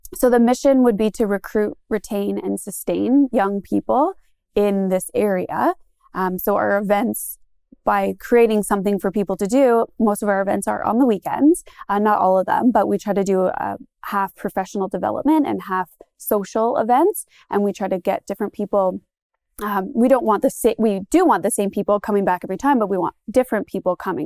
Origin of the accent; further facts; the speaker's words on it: Goderich, Ontario, Canada; I'm from Godrich, uh, born and raised on a pig farm just outside of town.